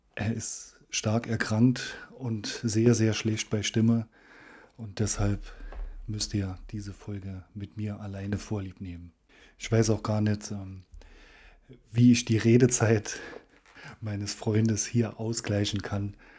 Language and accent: German; Saarland, Germany